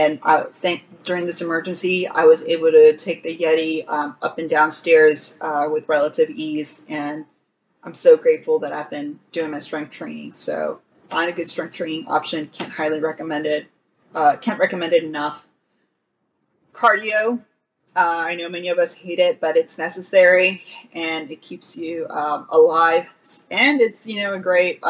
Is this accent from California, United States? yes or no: no; Texas, United States; as a Texan